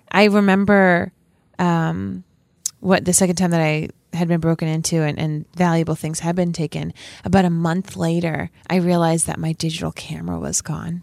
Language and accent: English; Rhode Island, United States; we're from Rhode Island